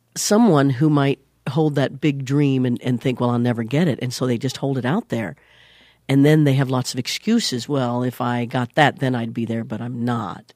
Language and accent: English; Leavenworth, Kansas, United States; moved away; I was born in Leavenworth, Kansas